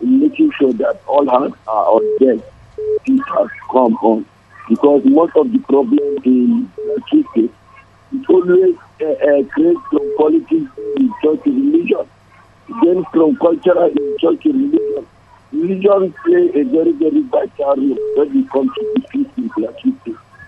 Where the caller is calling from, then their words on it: Nigeria; English is a second language; I'm calling from Nigerian Kingdom.